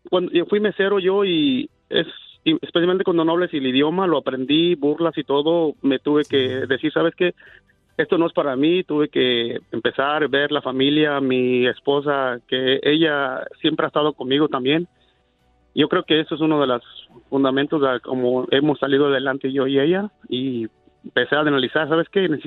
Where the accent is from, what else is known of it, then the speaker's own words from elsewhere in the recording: Guerrero, Mexico; now in United States; Vengo de Guerrero.